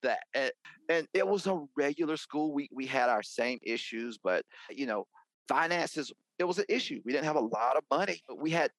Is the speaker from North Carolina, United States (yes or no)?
yes; Ellenboro, North Carolina, United States; I am from Rutherford County. It's a small, well, it's actually called Ellenboro, and it's a small town in western North Carolina. If you are familiar with Chimney Rock and Lake Lure, it's in the same county.